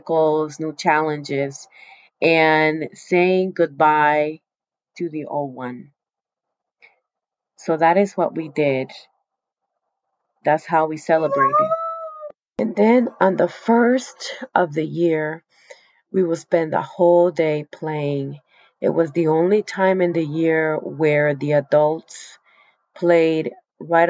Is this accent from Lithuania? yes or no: no; Colombia; now in United States; I am from South America. I was born in the Amazon of South America, Colombia.